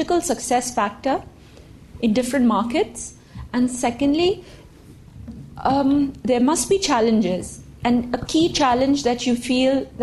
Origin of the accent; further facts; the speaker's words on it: Pakistan; moved away; I'm from Pakistan.